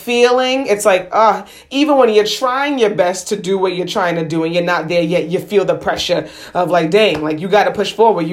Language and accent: English; United States; being first generation American